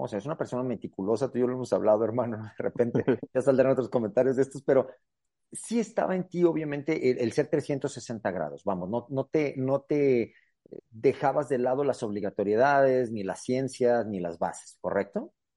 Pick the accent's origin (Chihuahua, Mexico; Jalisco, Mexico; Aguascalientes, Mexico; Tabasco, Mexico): Aguascalientes, Mexico; aquí Tierra Santa, Aguascalientes